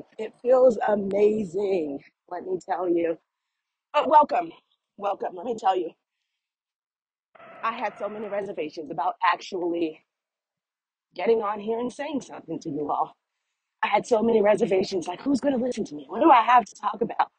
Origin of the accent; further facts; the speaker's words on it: East Orange, New Jersey, United States; now in South Carolina, United States; Formerly, I'm from East Orange, New Jersey.